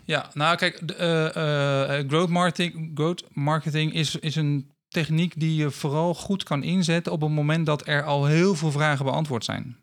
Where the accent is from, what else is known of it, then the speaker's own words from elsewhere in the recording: Rotterdam, South Holland, Netherlands; moved away as an adult; also born or lived in Assen / Leeuwarden; now in Friesland, Netherlands; ik ben eh, geboren in Assen. Maar ik ben getogen in Rotterdam. Ehm, dus ik ben een eh, Rotterdammer die eh, verdwaald is geraakt in, in het mooie Friesland.